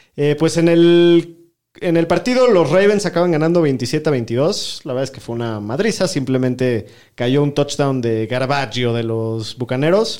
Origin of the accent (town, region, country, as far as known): Mexico